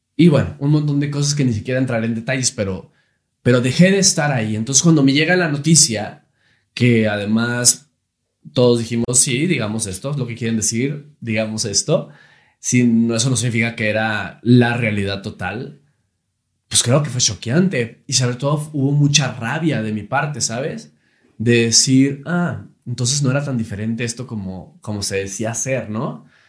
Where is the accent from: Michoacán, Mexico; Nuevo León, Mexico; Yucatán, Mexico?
Nuevo León, Mexico; Monterrey; Empecé muy niño conduciendo un programa infantil en Televisa Monterrey. Yo soy de Monterrey, Nuevo León